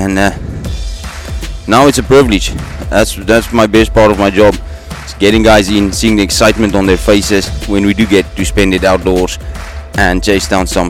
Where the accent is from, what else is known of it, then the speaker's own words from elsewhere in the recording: South Africa; from Motsomi Safaris, born and raised in South Africa, hunted all over the place before